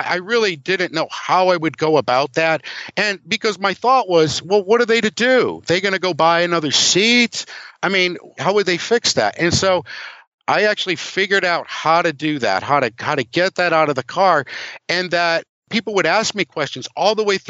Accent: Cleveland, Ohio, United States; now in Norwich, United States; I grew up in Cleveland

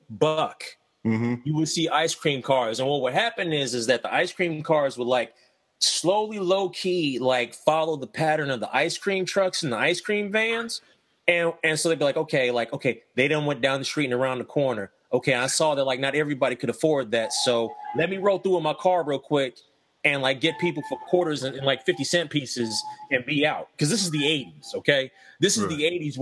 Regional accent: Ohio, United States; now in Lexington, Kentucky, United States; I grew up in Ohio, and where I lived in Ohio

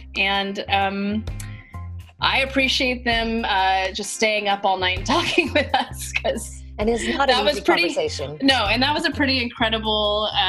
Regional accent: California, United States; also born or lived in Bay Area; As an American and a Californian and living in the Bay Area

